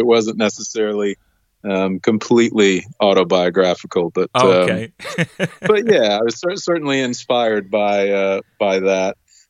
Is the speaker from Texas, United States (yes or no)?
yes; Texas, United States; Like most kids growing up in Texas, I was always outside playing sports and running around.